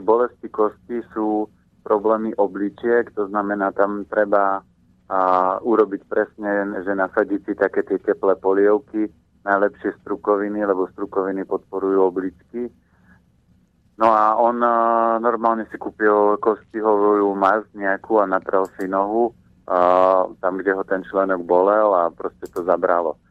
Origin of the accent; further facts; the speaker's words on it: Orava, Žilina Region, Slovakia; ja som vyrastal na Orave, e, v klobáskovej rodine